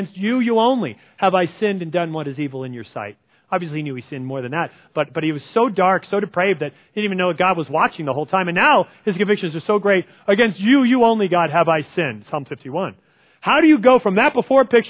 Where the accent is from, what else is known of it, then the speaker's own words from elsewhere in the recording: New Jersey, United States; I'm from New Jersey